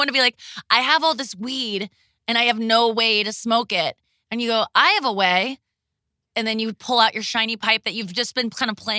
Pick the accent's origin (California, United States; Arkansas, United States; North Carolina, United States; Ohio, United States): Ohio, United States; now in St. Louis, United States; I'm from Ohio too. But I moved to St. Louis from Ohio